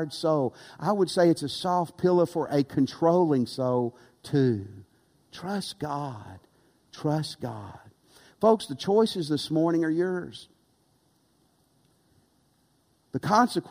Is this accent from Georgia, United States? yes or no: no; Tennessee, United States; moved away; also born or lived in West Texas / Louisiana; I grew up in Tennessee